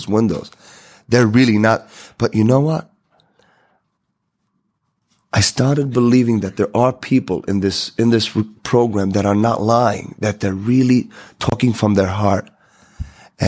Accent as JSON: {"language": "English", "country": "Israel", "said": "I came from Israel"}